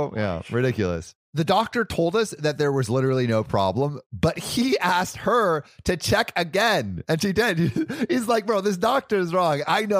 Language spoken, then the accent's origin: English; Florida, United States; I swear I know. I'm from Florida.